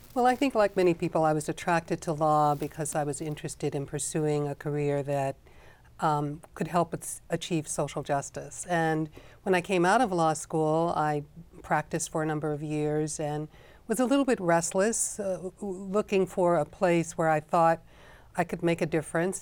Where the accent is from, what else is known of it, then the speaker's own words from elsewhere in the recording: Chicago, Illinois, United States; I found myself teaching, uh, in Chicago, in my hometown